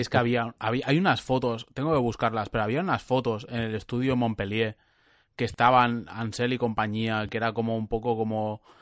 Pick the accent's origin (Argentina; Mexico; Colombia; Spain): Spain; Catalonia; Soy catalán